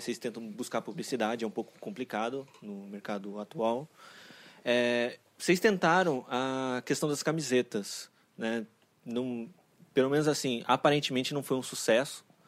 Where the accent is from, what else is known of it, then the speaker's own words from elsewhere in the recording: São Paulo, Brazil; tenho 31 anos, é, sou aqui de São Paulo também.